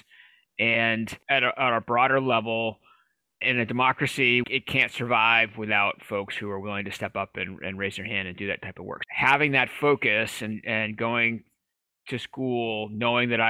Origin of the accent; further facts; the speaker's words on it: outskirts of Boston, Massachusetts, United States; moved away as an adult; also born or lived in Kansas / Colorado; now in Maine, United States; I grew up in Massachusetts, just on the outskirts of Boston